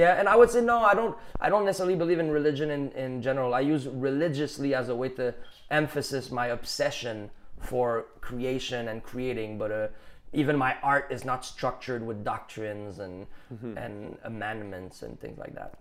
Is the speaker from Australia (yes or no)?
no; Canada; accent: Canadian general; English is a second language; I have a little bit more Canadian general accent